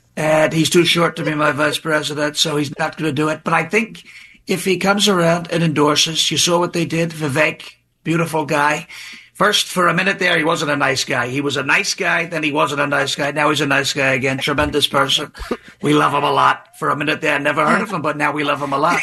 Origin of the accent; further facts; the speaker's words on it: New York, United States; I'm from New York